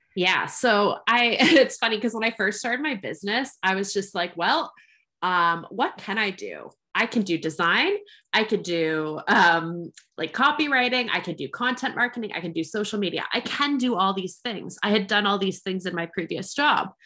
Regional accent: Canada; I am a Canadian creative entrepreneur.

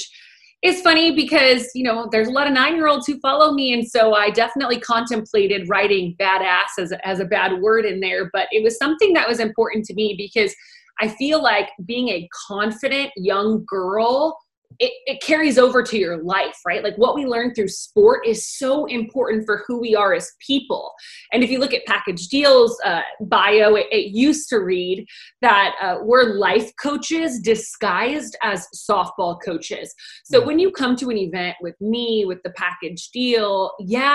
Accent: Orange County, California, United States; I grew up in Orange County, California. It's where I still live

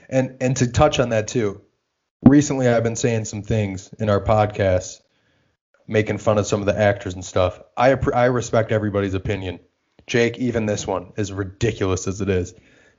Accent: Australia; I'm Australian and I hate George Lazenby.

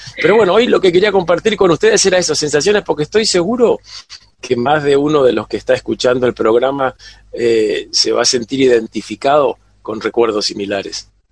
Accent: Buenos Aires, Argentina; moved away; cuando era chico en el Colegio Salesiano en Buenos Aires

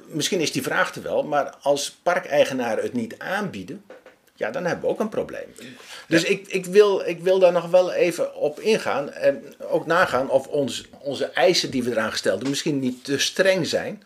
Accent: Steenenkamer, Gelderland, Netherlands; ik kom zelf uit Stenenkamer oorspronkelijk.

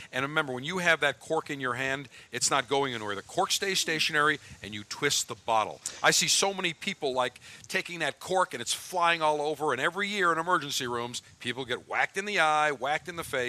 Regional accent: Buffalo, New York, United States; which was Channel 4 growing up in Buffalo.

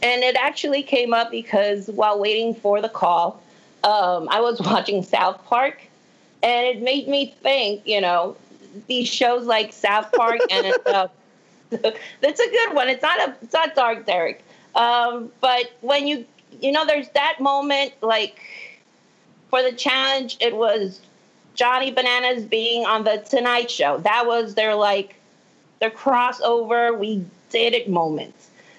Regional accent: Puerto Rico; now in Texas, United States; Well, no, I'm originally from Puerto Rico, but I live in Texas.

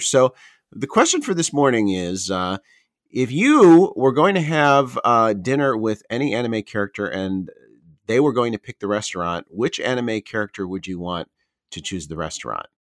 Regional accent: Chicago, Illinois, United States; born or raised there; moved away as an adult; also born or lived in Tokyo, Japan; now in Japan

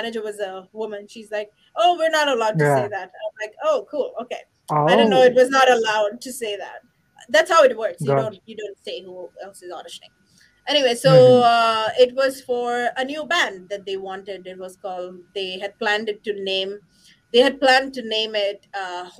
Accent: India; I'm from India

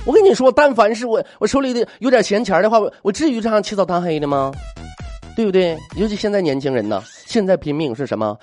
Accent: Jilin, China; also born or lived in Dandong; 我是吉林人啊，我记着原来我在丹东那边的时候也碰着过这种习俗

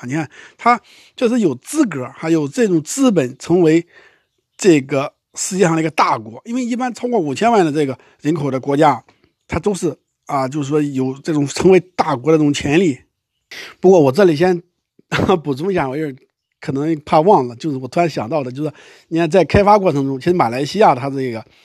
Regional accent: China; 我们中国人都应该关注了哈

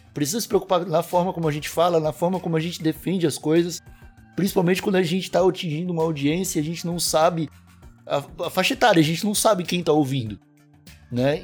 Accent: Santa Catarina, Brazil; Eu sou de Santa Catarina, não é um estado muito diferente.

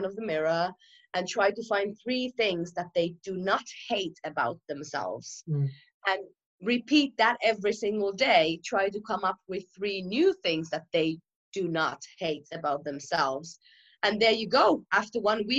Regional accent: Finland; moved away as an adult; now in London, United Kingdom; I'm from Finland originally and I moved to London about 3 years ago.

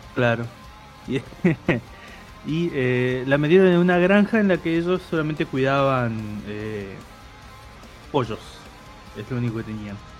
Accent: Chaco, Argentina; now in Buenos Aires, Argentina; mi casa de cuando era chico en Chaco

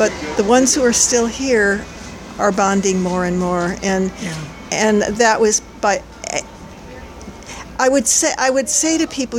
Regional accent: Midwest, United States; in the winter I can fool myself that they're just winter trees because I came from the Midwest.

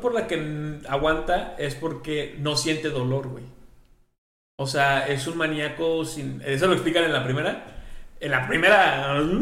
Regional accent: Mexico; nosotros que somos mexicanos

